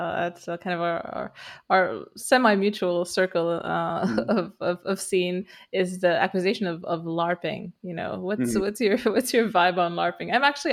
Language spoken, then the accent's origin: English; Romania; English is a second language; moved away as an adult; I grew up in Romania, and I spent most of my life there, and then I moved to the West and worked there for about 10 years